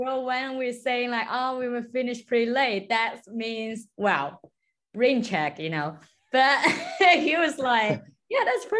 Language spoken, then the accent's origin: English; Guangzhou, Guangdong, China; moved away as an adult; also born or lived in Australia / United Kingdom / Ukraine; now in Warsaw, Poland; I'm original from China, Guangzhou